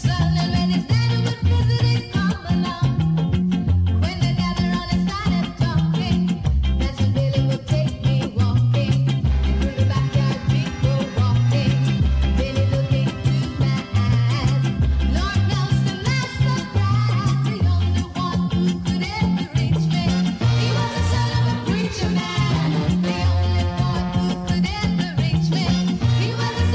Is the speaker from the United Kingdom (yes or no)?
yes; United Kingdom; we're British